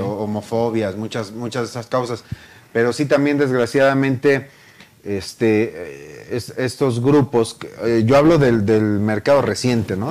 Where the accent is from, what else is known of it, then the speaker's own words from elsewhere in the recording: Mexico; soy mexicano